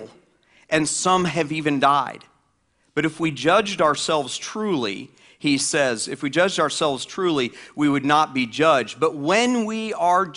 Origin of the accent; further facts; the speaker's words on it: the South, United States; I grew up in the South